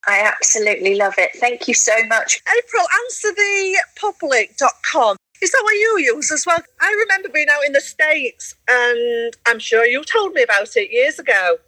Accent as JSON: {"language": "English", "region": "Yorkshire and the Humber", "country": "United Kingdom", "accent": "Yorkshire", "said": "I don't like my Yorkshire accent, which that's me, I'm Yorkshire accent"}